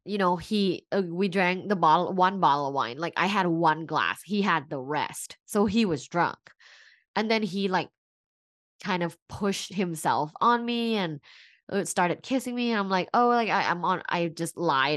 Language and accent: English; Bangkok, Thailand; now in Los Angeles, United States; I'm originally from Bangkok, and I'm an immigrant here in the U S